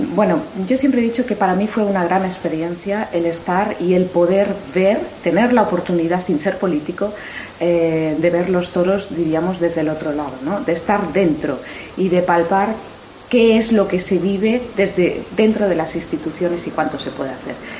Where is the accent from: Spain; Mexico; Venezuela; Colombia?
Spain; Mallorca, Balearic Islands; como mallorquina